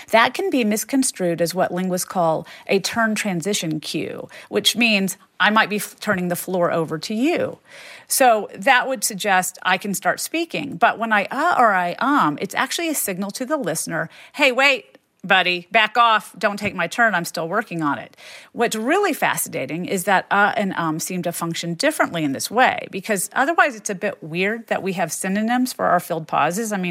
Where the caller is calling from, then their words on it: Florida, United States; from Florida.